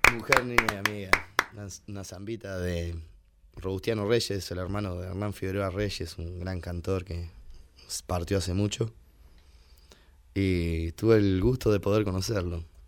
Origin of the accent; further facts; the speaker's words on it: Navarro, Buenos Aires Province, Argentina; moved away as an adult; also born or lived in Cosquín / Mercedes; now in San Andrés de Giles, Argentina; Nacido en Navarro y criado allá